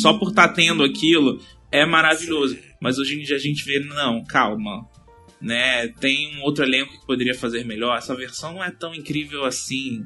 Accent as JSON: {"language": "Portuguese", "town": "Aracaju", "region": "Sergipe", "country": "Brazil", "moved": "yes", "lives_now": "Rio de Janeiro, Brazil", "said": "eu moro no Rio mais ou menos há uns seis, sete anos. Então, é, antes disso, eu, eu sou de Aracaju, Sergipe"}